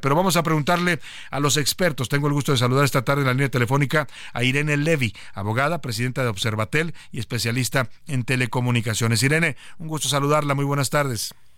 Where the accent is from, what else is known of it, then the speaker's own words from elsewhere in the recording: Mexico; como muchos mexicanos